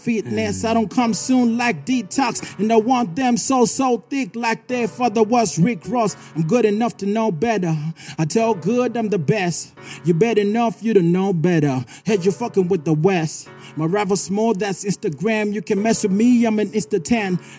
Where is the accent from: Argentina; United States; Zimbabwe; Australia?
Zimbabwe; I come from Tienwald. Tienwald